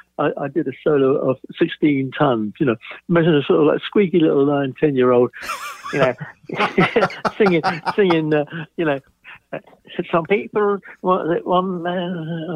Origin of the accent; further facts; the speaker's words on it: Bromley, London, United Kingdom; Yeah, there was a few bomb sites around which we used to play on, which are now, you know, blocks of flats and God knows what.